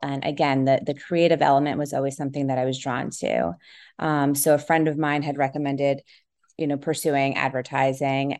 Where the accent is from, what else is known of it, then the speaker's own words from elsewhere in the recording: New Jersey, United States; I grew up in New Jersey